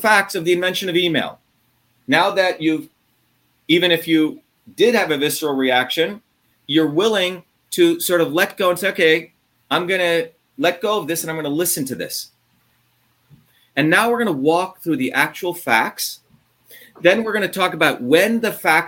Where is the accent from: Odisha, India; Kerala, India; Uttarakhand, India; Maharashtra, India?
Maharashtra, India; Mumbai; moved away; I grew up in Bombay. I was born an Indian kid in Bombay